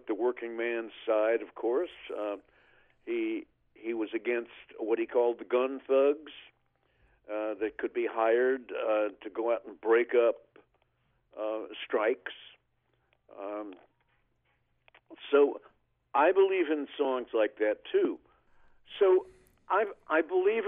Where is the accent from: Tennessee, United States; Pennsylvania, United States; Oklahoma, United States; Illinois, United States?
Oklahoma, United States; my hometown in Oklahoma